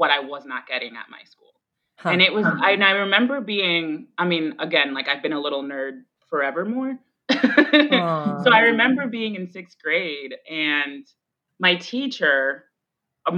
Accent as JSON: {"language": "English", "town": "Boston", "region": "Massachusetts", "country": "United States", "tie": "born or raised there", "also_born_or_lived": "Roxbury, Boston", "first_language": "Spanish", "second_language": "English", "said": "I grew up in the heart of Jamaica Plain. I grew up on Washington and Glen Road, like right that intersection right there"}